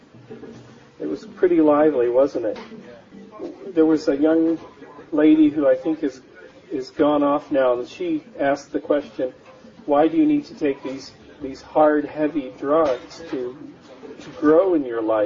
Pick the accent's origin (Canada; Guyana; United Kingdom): Canada; moved away as an adult; also born or lived in Northern California, United States; now in California, United States; I'm a Canadian raised in the mountains, the Rocky Mountains of Canada, and exported myself to the United States in the mid-80s